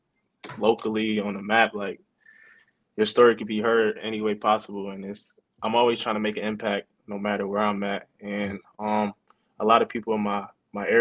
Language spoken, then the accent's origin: English; Neptune, New Jersey, United States; my hometown, Neptune. I used to play Pop Warner there